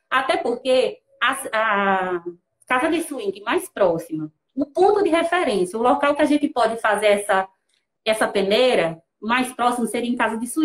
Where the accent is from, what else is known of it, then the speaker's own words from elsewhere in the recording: Petrolina, Pernambuco, Brazil; also born or lived in Rio Formoso; Alex é de Rio Formoso, eu sou de Petrolina, Pernambuco, naturais, né? Atualmente moramos em Petrolina, Pernambuco.